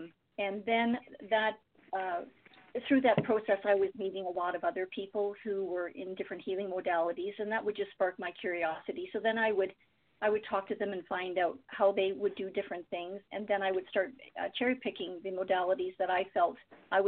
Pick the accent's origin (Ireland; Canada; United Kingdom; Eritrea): Canada; Windsor, Ontario; I grew up in Windsor